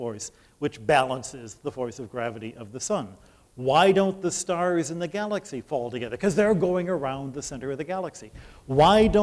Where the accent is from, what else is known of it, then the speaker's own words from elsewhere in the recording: Detroit, Michigan, United States; I'm from Detroit